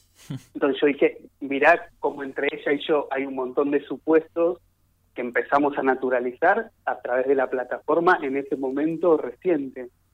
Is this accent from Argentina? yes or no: yes; Buenos Aires, Argentina; yo soy de, Autónoma de Buenos Aires